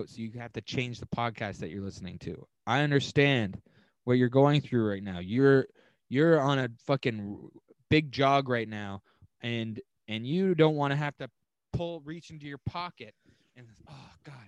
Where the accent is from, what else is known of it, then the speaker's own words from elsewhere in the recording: Canada; We are Canadian